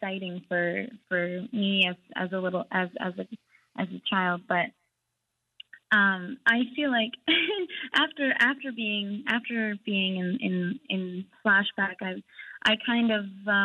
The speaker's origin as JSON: {"language": "English", "town": "Iqaluit", "region": "Nunavut", "country": "Canada", "tie": "born or raised there", "said": "we're all from, born and raised in Iqaluit"}